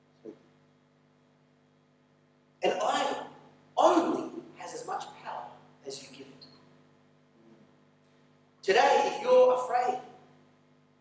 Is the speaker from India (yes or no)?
no; Australia; moved away as an adult; now in Mongolia; when I was growing up in Australia